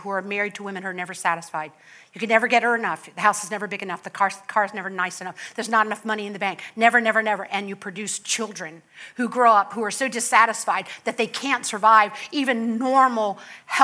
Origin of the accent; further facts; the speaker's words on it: Palm Beach County, Florida, United States; I come from Palm Beach County